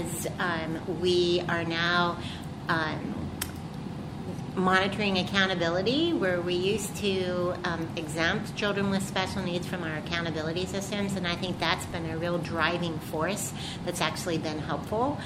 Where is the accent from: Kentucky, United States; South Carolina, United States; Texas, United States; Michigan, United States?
Kentucky, United States; moved away as an adult; also born or lived in Ohio / Washington State; now in California, United States; I'm from Kentucky.